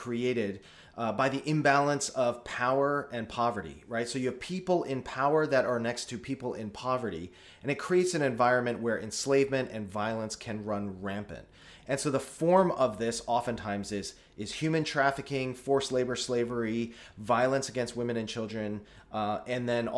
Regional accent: United States; as an American

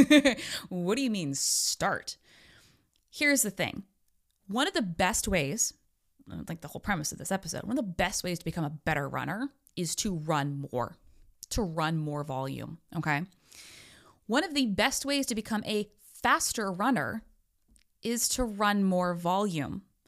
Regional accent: United States; I'm an American

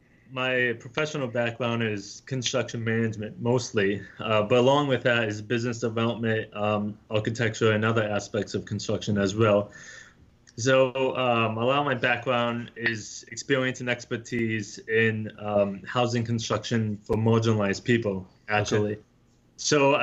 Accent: Scranton, Pennsylvania, United States; moved away as an adult; now in Nepal; I'm originally from Pennsylvania.

